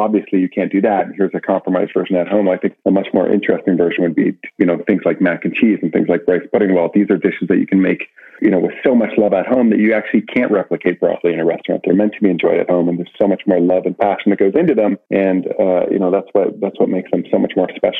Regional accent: Brantford, Ontario, Canada; I grew up in Brantford

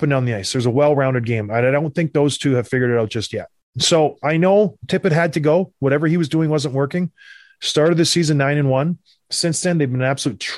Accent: Edmonton, Alberta, Canada; I was born in Edmonton

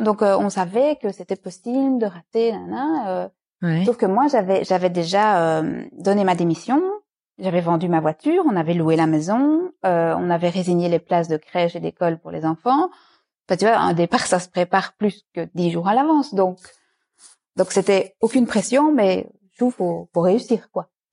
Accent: Liège, Wallonia, Belgium; first language French; moved away as an adult; also born or lived in Brussels, Belgium; now in Dubai, United Arab Emirates; je suis francophone de Belgique, je ne suis pas française, euh, de Liège plus exactement

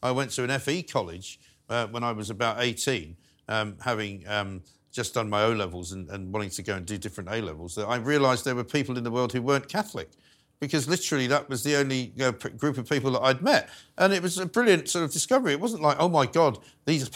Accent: London, United Kingdom; also born or lived in New York; I grew up in North London

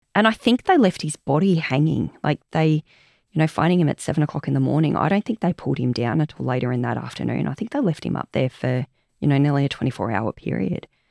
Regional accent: Omeo, Victoria, Australia; also born or lived in Bairnsdale; I was born in Omeo and Banambra up in the high country. So we're all from that area.

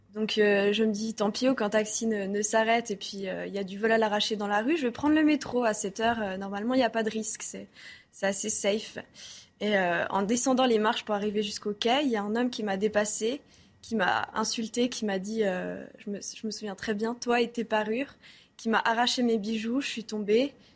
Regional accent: Switzerland; now in Paris, France; je suis suisse aussi

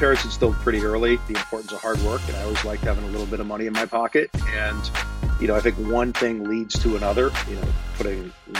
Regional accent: Western Massachusetts, United States; where I grew up in Western Mass, there wasn't a whole heck of a lot of commerce.

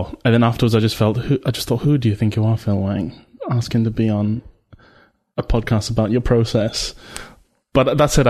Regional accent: Malaysia; now in United Kingdom; so my mum's British. I grew up in Malaysia. My dad's Malaysian

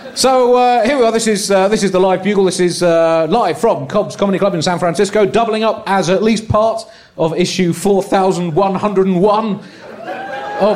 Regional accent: United Kingdom; I'm a British political comedian.

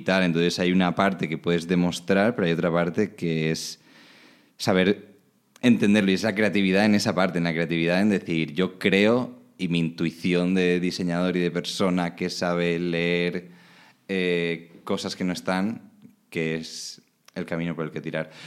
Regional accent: Alicante, Valencian Community, Spain; moved away as an adult; also born or lived in Oslo; now in Netherlands; soy de Alicante, como te ha dicho. Viví en Alicante hasta los 18, que me fui a estudiar fuera.

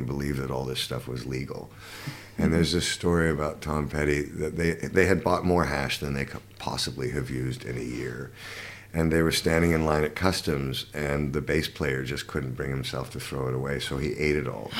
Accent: Canada; also born or lived in London, United Kingdom; now in Los Angeles, United States; I grew up in Canada.

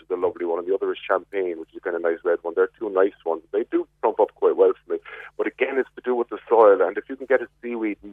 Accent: Glanmire, Munster, Ireland; I'm from Glanmire.

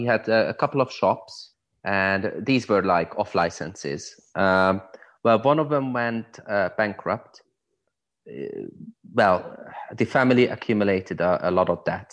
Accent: Budapest, Hungary; moved away; also born or lived in Hungarian countryside; I was born and raised in Budapest

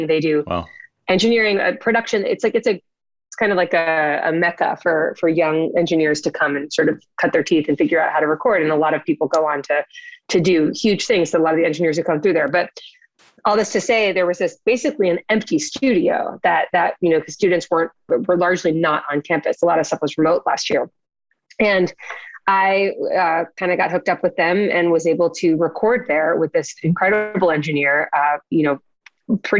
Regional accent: Boston, Massachusetts, United States; moved away as an adult; also born or lived in New York / Florida; now in Orlando, United States; I live in Florida right now, but I grew up in Boston

